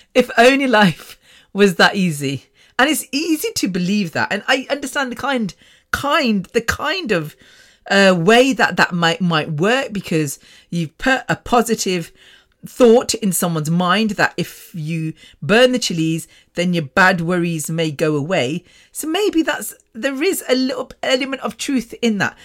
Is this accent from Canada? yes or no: no; Coventry, West Midlands, United Kingdom; British born, born in Coventry at Ward's Grave Hospital